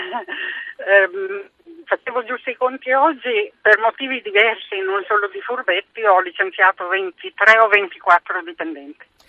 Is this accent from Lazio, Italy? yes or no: no; Emilia-Romagna, Italy; accent: Romagnol; io in realtà sono nata in Romagna